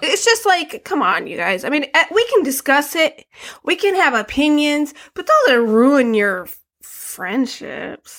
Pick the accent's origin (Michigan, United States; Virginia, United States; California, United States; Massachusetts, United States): Michigan, United States; Flint; I'm from Flint